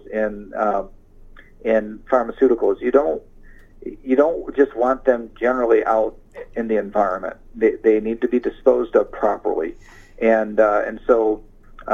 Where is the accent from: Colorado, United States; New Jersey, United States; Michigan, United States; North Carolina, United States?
Michigan, United States; Ionia; I'm from Ionia, and I'm proud of corrections.